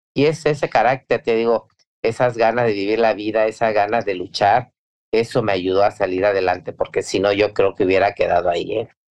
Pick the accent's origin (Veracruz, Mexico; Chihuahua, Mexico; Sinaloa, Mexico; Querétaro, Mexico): Veracruz, Mexico; Soy, soy veracruzana